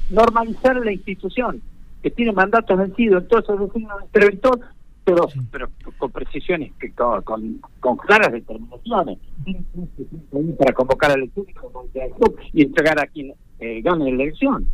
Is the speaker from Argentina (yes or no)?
yes; Villa Cubas, Catamarca, Argentina; yo soy de, Villacuba, nací y me crié en Villacuba